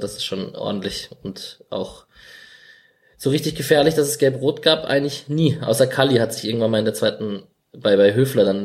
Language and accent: German; Augsburg, Bavaria, Germany; ich hätte mich als Augsburger todesmäßig aufgeregt